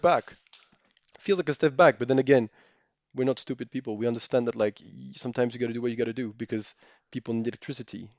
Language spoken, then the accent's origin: English; Monaco; I grew up in Monaco, but I'm French